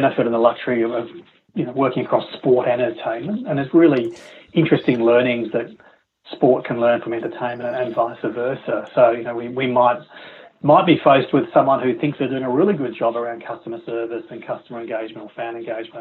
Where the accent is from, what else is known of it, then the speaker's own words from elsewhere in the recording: Melbourne, Victoria, Australia; my hometown in Melbourne